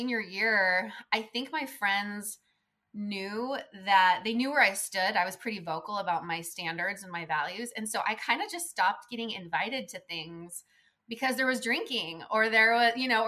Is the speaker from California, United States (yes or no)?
yes; California, United States; I was raised in California.